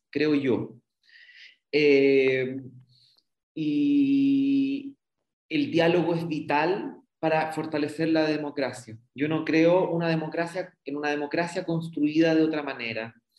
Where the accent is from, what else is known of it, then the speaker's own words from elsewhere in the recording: Loncoche, Araucanía, Chile; now in Valdivia, Chile; aunque nací en Loncoche, en la región de la Araucanía, mis raíces las he ido extendiendo en Valdivia y la región